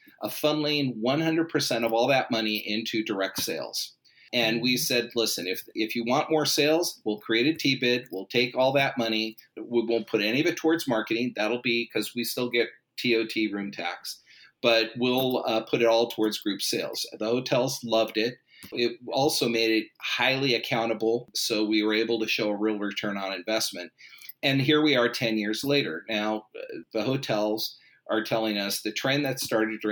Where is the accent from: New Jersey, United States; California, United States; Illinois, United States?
California, United States; Los Angeles; I grew up in Los Angeles in the San Fernando Valley in the shadows of Hollywood.